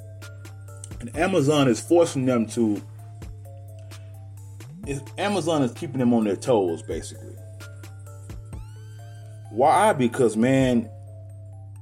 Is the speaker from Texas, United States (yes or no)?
yes; Garland, Texas, United States; also born or lived in Monroe, Louisiana; I was born in Monroe, Louisiana, and my mother moved us out here when I was 5 years old. And I was turning six, basically. And we moved to a town called Garland, Texas